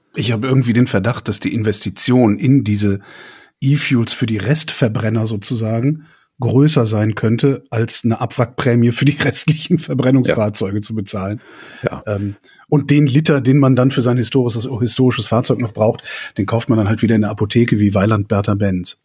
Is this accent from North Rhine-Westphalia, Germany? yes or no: yes; west of Cologne, North Rhine-Westphalia, Germany; ich bin gebürtiger Kölner und äh, äh westlich von Köln aufgewachsen, so 20 Kilometer entfernt.